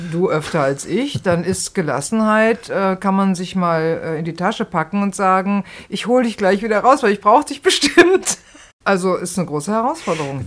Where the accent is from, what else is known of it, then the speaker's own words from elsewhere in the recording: Rhineland, Germany; now in Berlin, Germany; ich komme ja auch aus dem Rheinland